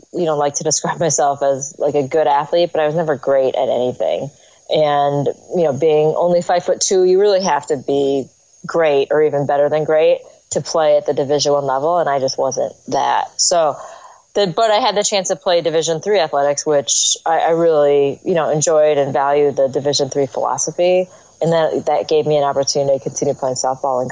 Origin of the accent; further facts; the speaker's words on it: United States; also born or lived in Seoul, Korea; I'm American. I grew up here in the U.S.